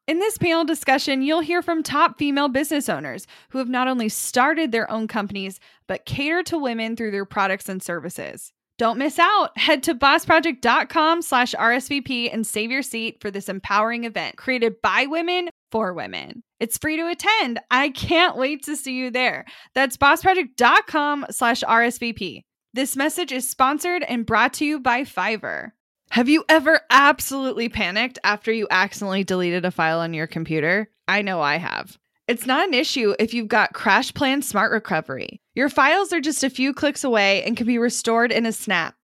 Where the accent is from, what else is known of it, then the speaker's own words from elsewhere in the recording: Kansas City, United States; growing up in Kansas City